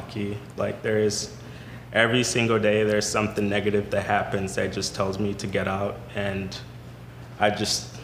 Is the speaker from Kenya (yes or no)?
yes; Kenya; moved away; also born or lived in Sudan; I was born in Sudan, family migrated to Kenya, you know, because there was war, lived in a refugee camp for like most of my life